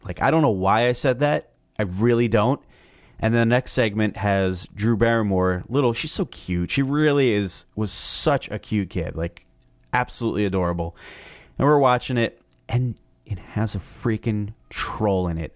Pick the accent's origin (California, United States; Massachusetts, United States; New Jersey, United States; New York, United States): New Jersey, United States; I'm from Jersey